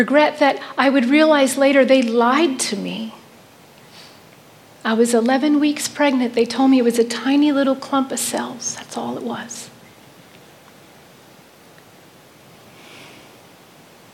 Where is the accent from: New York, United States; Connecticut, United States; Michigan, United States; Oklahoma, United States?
New York, United States; New York City; in July 1967, I was born in Manhattan Hospital